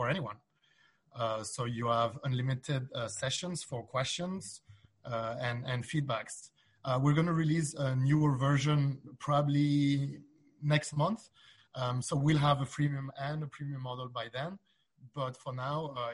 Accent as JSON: {"language": "English", "country": "Belgium", "said": "I'm from Belgium, and in Belgium, we speak three different languages"}